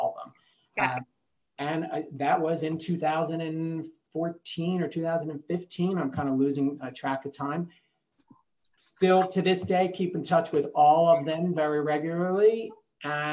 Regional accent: New Jersey, United States; I'm from New Jersey

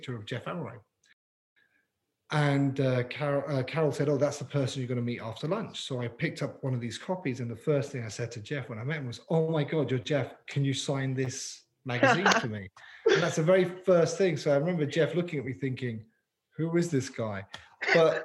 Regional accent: London, United Kingdom; moved away as an adult; now in Canada; growing up in London

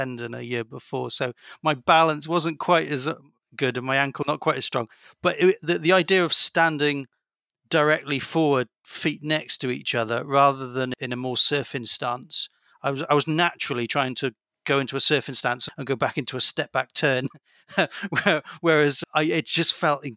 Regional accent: South Wales, United Kingdom; I grew up in South Wales where there's some good surf

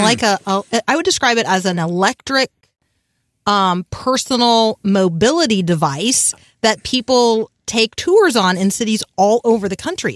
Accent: United States; I'm a Protestant, um, and I'm an American

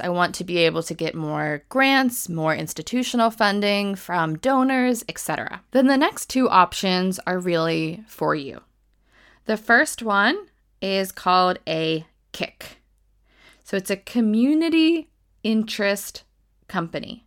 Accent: United States; now in United Kingdom; I am American, but I'm based in the U K

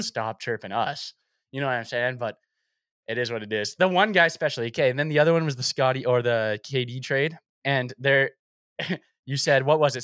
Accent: Toronto, Ontario, Canada; I was born in Scarborough, so it's kinda like where I grew up

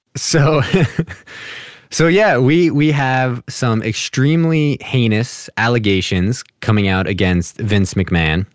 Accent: New Jersey, United States; I'm from Jersey, like, y, you know, kinda New York City-ish area

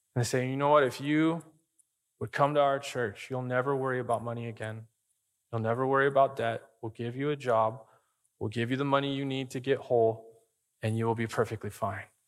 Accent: Arizona, United States; I grew up in Arizona

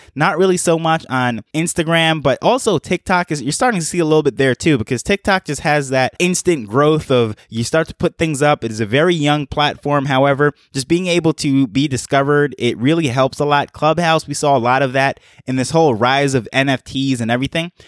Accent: New York, United States; moved away as an adult; now in Jamaica; I'm from Jamaica, grew up in New York, and moved back to Jamaica.

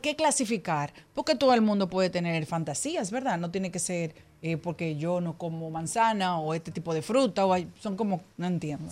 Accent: Dominican Republic; Esto me preocupa mucho como mujer, como dominicana, como madre

